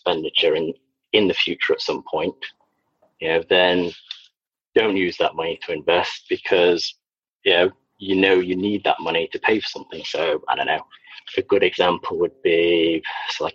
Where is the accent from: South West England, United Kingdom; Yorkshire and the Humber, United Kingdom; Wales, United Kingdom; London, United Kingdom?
Yorkshire and the Humber, United Kingdom; Sheffield; also born or lived in Liverpool / Wigan / Preston; now in Worcestershire, United Kingdom; I'm actually from Yorkshire originally.